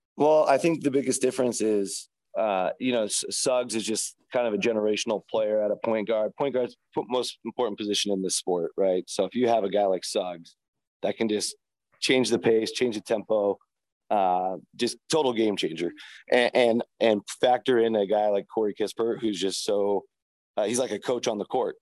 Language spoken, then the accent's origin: English; Seattle, Washington, United States; I grew up in Seattle